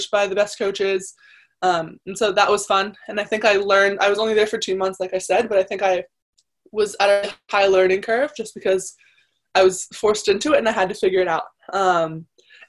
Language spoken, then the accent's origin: English; United States; as an American that doesn't speak Italian